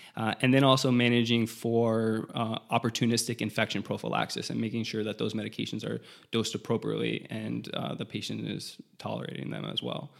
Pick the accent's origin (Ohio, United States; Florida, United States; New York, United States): Florida, United States; South; I'm from South Florida